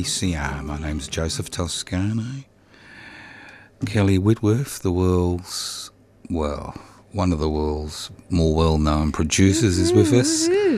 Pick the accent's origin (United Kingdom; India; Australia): Australia; Brisbane, Queensland; moved away as an adult; I was actually born in the Royal Brisbane Hospital